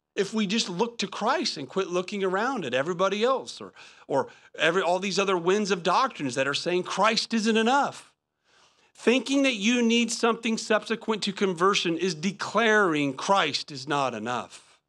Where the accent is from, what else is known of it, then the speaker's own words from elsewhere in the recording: Indiana, United States; moved away; I'm from Indiana